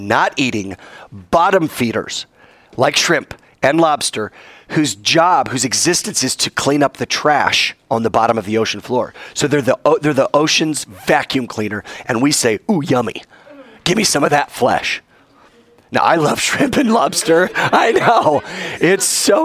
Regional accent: United States; I'm still an American.

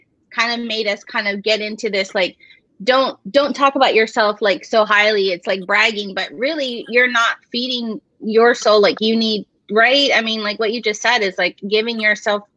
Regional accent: Hawaii, United States; I'm from Hawaii

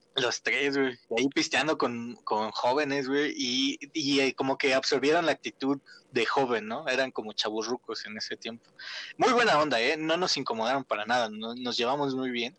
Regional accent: Tula, Hidalgo, Mexico; Aquí en mi pueblo

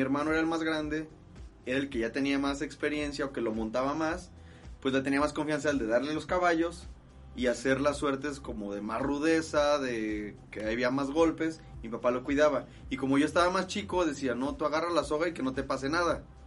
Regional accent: Guadalajara, Jalisco, Mexico; soy de aquí de Guadalajara, Jalisco

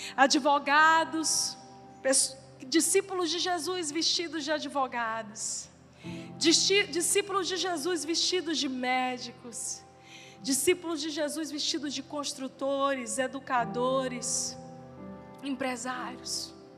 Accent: São Luís, Maranhão, Brazil; now in Teresina, Brazil; eu estou aqui numa cidade que não é a minha cidade natal. A minha família de sangue está em outra cidade, em São Luís.

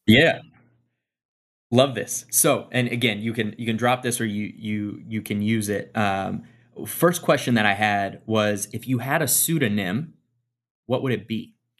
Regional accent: Midwest, United States; I grew up in the Midwest

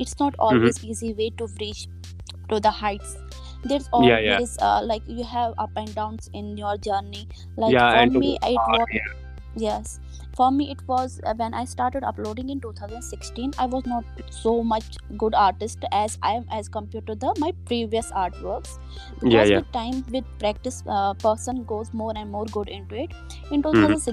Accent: Anantnag, Jammu and Kashmir, India; I am from South Kashmir

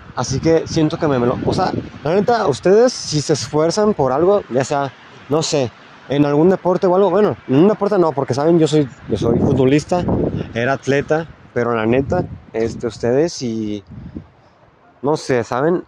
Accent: La Piedad, Michoacán, Mexico; Yo soy de La Piedad, Michoacán

